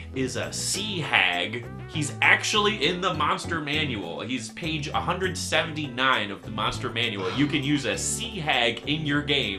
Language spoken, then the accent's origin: English; Michigan, United States; in my hometown in Michigan